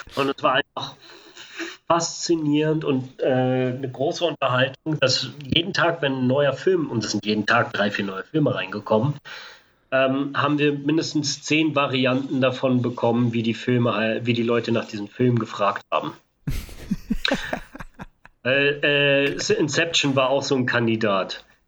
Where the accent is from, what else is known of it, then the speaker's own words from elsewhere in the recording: Berlin, Germany; als Berliner